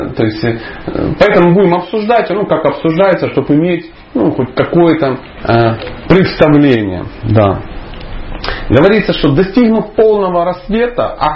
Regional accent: Dnipro, Dnipropetrovsk Oblast, Ukraine; moved away; also born or lived in the north (Russia); Однажды, когда-то давно, я жил на севере, но я вообще человек южный, скажем так, я из Днепропетровска. Ну, по сравнению с Николаем, может, это не так южно, но по сравнению с тем местом, где я жил, я реально южный человек, поверьте.

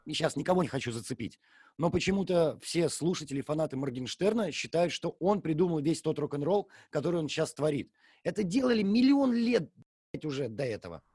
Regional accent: Gatchina, Leningrad Oblast, Russia; всю жизнь, все детство живешь в Гатчине

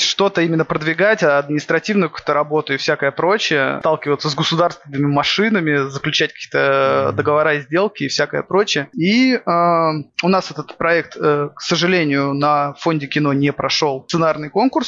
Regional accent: Saint Petersburg, Russia; я как петербуржец

